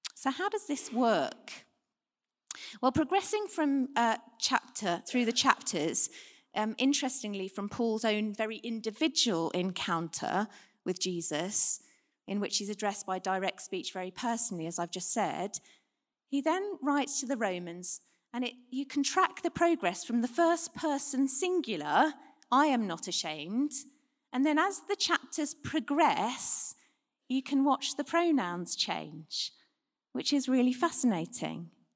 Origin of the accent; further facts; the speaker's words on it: United Kingdom; We're British